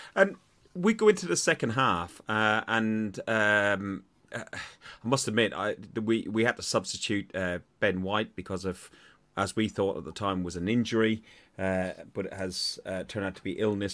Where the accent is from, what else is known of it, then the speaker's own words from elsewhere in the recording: Ireland; accent: Irish; my Irish accent gets even stronger when I'm tired